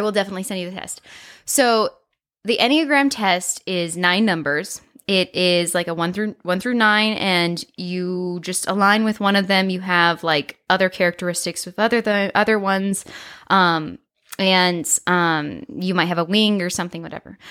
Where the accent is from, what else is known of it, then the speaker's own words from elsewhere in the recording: Colorado, United States; moved away as an adult; also born or lived in Nebraska; I knew I did not want to stay in Colorado.